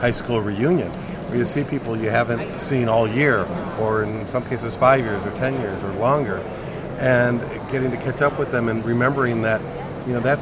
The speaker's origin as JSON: {"language": "English", "town": "McHenry", "region": "Illinois", "country": "United States", "tie": "born or raised there", "said": "I'm a native of McHenry, Illinois, outside Chicago, and grew up a fan of all the Chicago sports teams"}